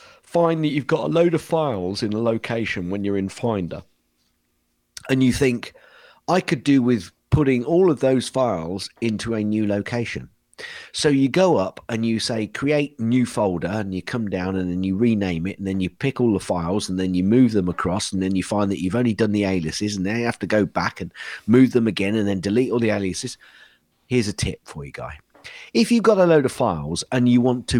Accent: England, United Kingdom; accent: English; I was doing my typical English accent, you know, visiting over

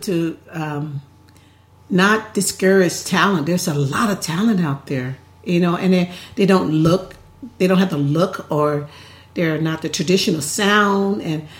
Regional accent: Tennessee, United States; I grew up in Tennessee

